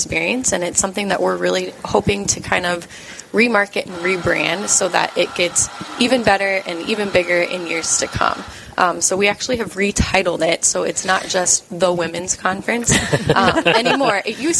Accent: Colorado, United States; now in Winona, United States; no, I'm actually from Colorado.

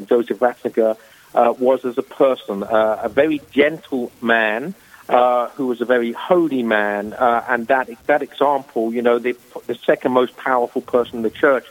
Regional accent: England, United Kingdom; moved away as an adult; now in South Carolina, United States; As my accent will betray, I'm a native of England, but I've lived in the States for the last 20 years. I'm currently residing in South Carolina

